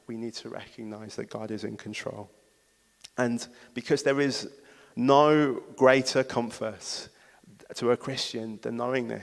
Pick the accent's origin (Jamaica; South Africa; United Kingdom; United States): United Kingdom; Wolverhampton, West Midlands; I'm from Wolverhampton. There isn't a place that means more to me than this city.